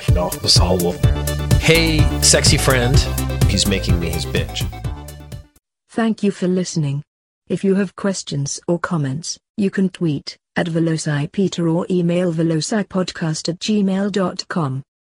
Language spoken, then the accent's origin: English; Canada; I am Canadian. Canada has a lot of really good points, has a lot of really bad points.